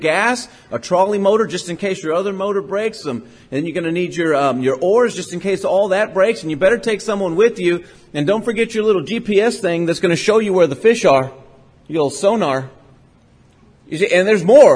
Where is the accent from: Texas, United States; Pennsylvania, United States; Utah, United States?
Texas, United States; Port Lavaca; I grew up in Port Lavaca, Texas, and everybody goes fishing